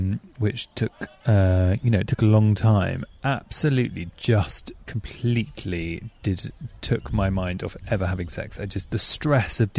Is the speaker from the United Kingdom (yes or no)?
yes; England, United Kingdom; I'm too English.